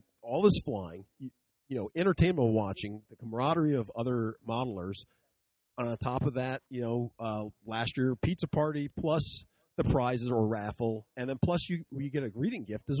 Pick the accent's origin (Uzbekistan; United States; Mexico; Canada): United States; Alaska; I'm from Alaska.